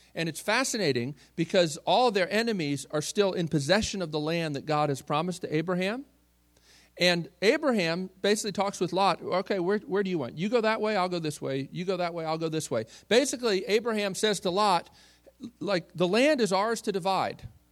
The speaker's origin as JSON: {"language": "English", "town": "Baltimore", "region": "Maryland", "country": "United States", "tie": "born or raised there", "said": "I grew up in Baltimore, uh, Maryland"}